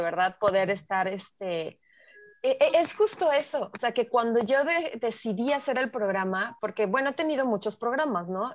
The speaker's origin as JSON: {"language": "Spanish", "country": "Mexico", "said": "como mexicanos"}